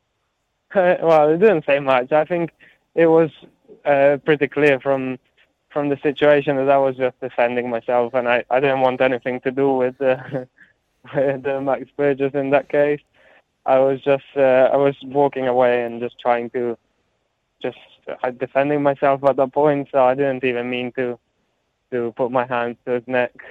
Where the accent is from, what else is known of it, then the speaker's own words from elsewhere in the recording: Italy; moved away; growing up in Italy, uh, all my friends and family, most of my family live in Italy, so I feel um, I feel very Italian